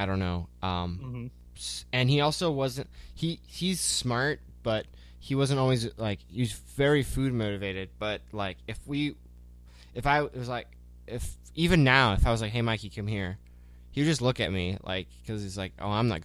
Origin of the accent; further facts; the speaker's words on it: Northern California, United States; growing up in Northern California, like, Yosemite, we'd go to Yosemite a lot